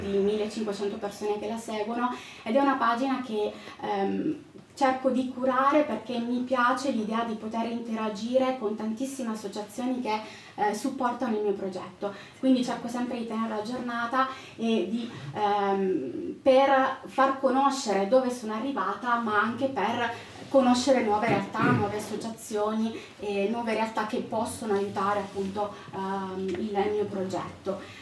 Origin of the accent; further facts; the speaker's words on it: Calabria, Italy; moved away; also born or lived in Lombardy; io sono calabrese